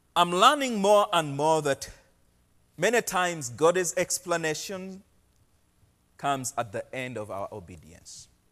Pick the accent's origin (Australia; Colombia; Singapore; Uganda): Uganda; moved away as an adult; now in Portland, United States; I am from Uganda. I've been living in Portland for the last three and a half